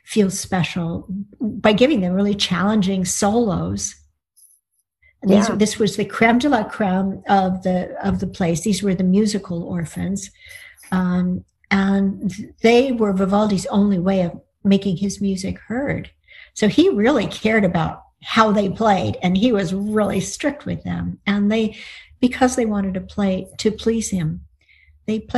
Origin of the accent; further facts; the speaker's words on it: United States; sono una scrittrice americana, I'm an American writer.